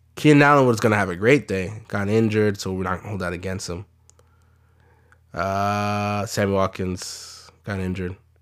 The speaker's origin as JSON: {"language": "English", "country": "Canada", "said": "we're Canadian"}